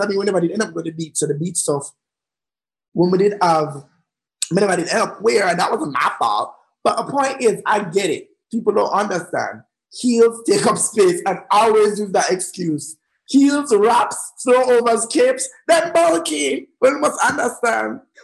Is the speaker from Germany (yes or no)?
no; Jamaica; also born or lived in London